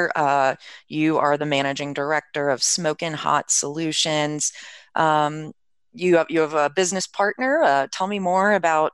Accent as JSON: {"language": "English", "country": "United States", "said": "I'm from the East Coast too. I mostly am from Maryland and DC"}